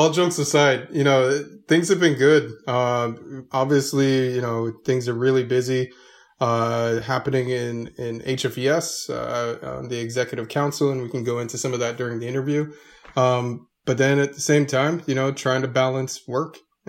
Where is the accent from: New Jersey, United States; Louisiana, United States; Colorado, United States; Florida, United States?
Florida, United States; South; also born or lived in Orlando, Florida; I was born and raised in South Florida